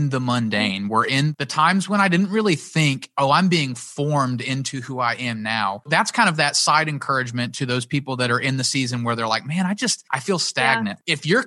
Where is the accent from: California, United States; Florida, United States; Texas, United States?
Florida, United States; Pensacola; also born or lived in Nashville; I didn't really have a ton of friends in Pensacola when we moved back from South Florida